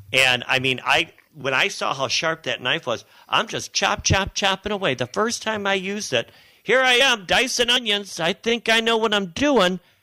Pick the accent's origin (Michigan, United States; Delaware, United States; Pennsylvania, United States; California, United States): Michigan, United States; south of Detroit; growing up south of Detroit